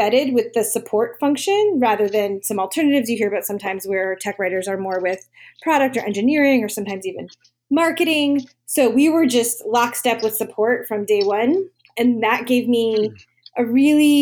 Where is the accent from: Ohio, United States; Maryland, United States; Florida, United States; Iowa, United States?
Maryland, United States; moved away as an adult; also born or lived in Virginia; now in San Diego, United States; I'm from Maryland originally